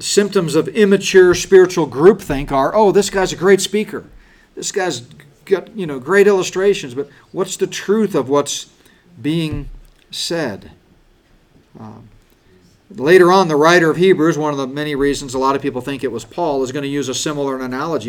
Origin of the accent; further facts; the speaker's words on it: United States; We've been so blessed as American Christians